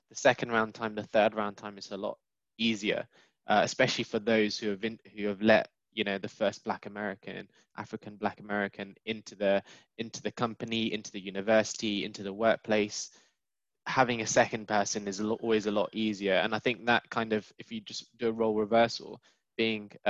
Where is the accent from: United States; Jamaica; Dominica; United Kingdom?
United Kingdom; born and bred in the UK